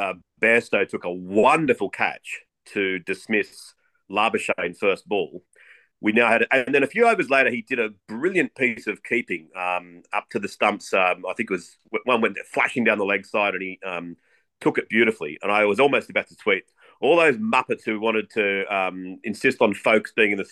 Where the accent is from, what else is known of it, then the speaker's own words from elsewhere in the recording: Australia; as an Australian